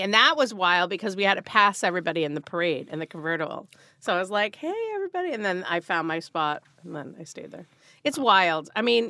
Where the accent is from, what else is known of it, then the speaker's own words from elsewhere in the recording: Marblehead, Massachusetts, United States; I grew up 20 minutes north of Boston.